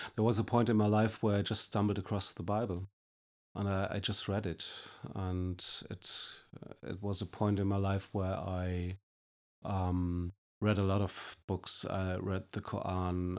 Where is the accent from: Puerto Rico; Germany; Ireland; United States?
Germany; I'm coming from Germany.